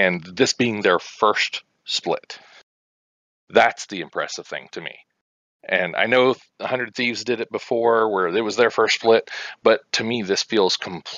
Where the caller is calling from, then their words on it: Hutchinson, Kansas, United States; Hutchinson, Kansas.